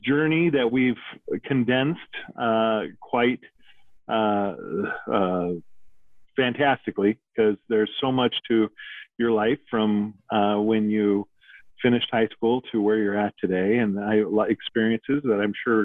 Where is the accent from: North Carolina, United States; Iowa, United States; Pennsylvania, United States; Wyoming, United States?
Wyoming, United States; moved away; also born or lived in Portland, Oregon; I grew up in Wyoming